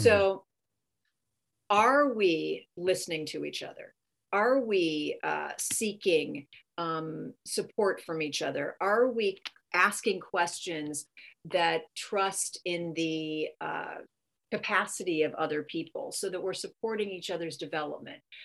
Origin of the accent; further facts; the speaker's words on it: California, United States; I'm from California